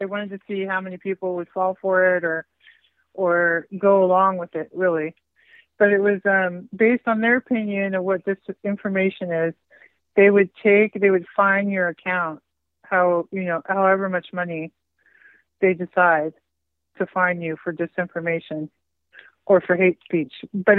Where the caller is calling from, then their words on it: California, United States; I'm calling from California, the commie state.